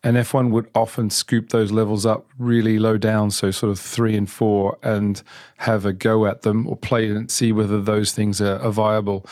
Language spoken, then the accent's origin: English; Geelong, Victoria, Australia; moved away as an adult; now in United Kingdom; I'm from Australia, from a city called Geelong, which is actually the, kind of the Ford town in Australia. So I grew up around cars